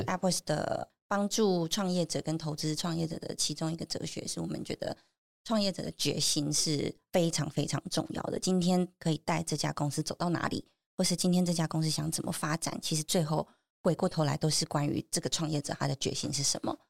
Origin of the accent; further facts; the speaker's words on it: Taichung, Taiwan; now in Taipei, Taiwan; 我是台中人